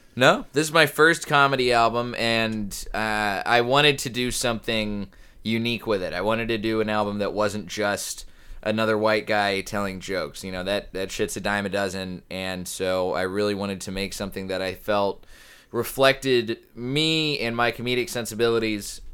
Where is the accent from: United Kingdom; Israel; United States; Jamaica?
United States; Colleyville, Texas; moved away as an adult; also born or lived in New Orleans / San Diego / San Antonio / North Carolina; now in Los Angeles, United States; this little suburb of Dallas called Colleyville. It's sort of in between Dallas and Fort Worth, right by the airport. We lived there basically the rest of my childhood